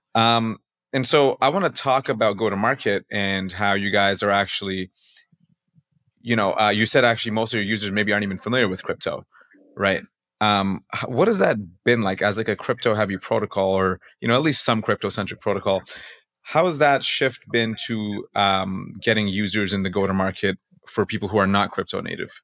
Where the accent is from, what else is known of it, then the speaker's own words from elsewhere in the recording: Canada; I'm from Canada